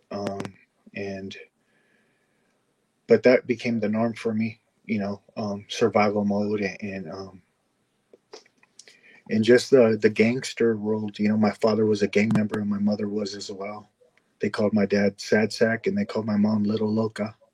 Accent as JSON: {"language": "English", "town": "Los Angeles", "region": "California", "country": "United States", "tie": "born or raised there", "said": "I'm from oh. San, Pedro, San Pedro, California."}